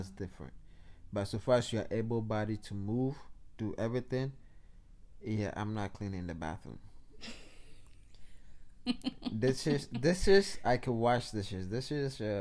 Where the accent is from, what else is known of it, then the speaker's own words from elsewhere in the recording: Ghana; I'm Ghanaian, West Africa represented